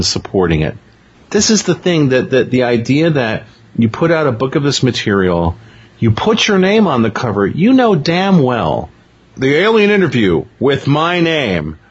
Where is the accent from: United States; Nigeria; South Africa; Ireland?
United States; New York; I'm a New Yorker